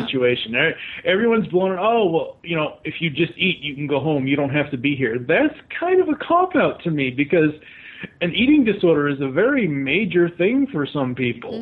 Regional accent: Boston, Massachusetts, United States; now in Louisville, United States; originally from Boston, Massachusetts.

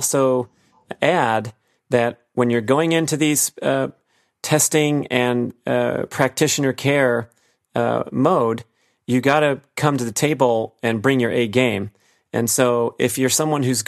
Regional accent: Los Angeles, California, United States; growing up in the Los Angeles area in the smoggy San Fernando Valley

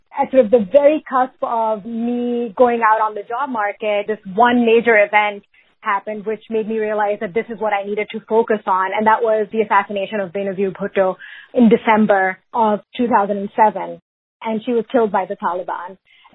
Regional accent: Pakistan; also born or lived in Canada / United States; So I am originally from Pakistan. I grew up mainly there, though a little bit all over, so grew up in Canada and in the U.S. as well.

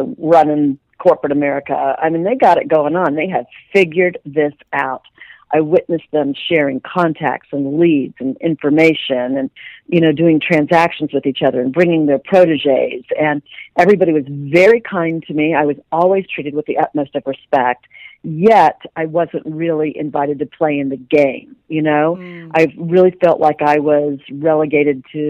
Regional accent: Dayton, Ohio, United States; now in Dallas, United States; I was a small town girl born and raised in Dayton, Ohio.

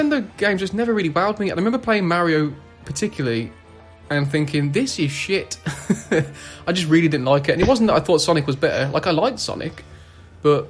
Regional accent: England, United Kingdom; I'm English

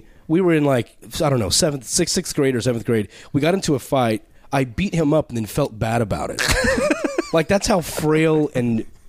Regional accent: Texas, United States; I was born and raised in Texas

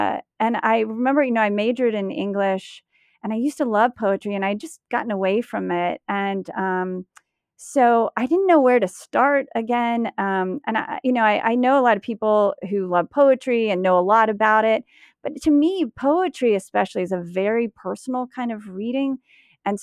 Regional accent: United States; I guess I am an American woman, I guess.

